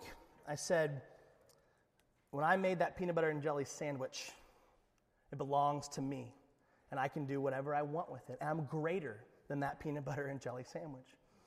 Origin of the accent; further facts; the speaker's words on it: Alaska, United States; we're from Alaska